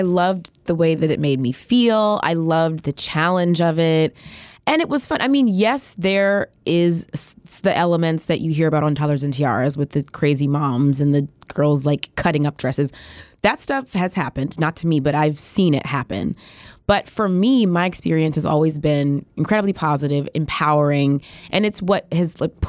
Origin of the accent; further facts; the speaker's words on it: Atlanta, Georgia, United States; also born or lived in Biloxi; I'm from Atlanta. My family was military. I was born in Biloxi. We actually lived here for 4 years. We moved to Atlanta when I was in like fifth grade. But most of my family is in Atlanta.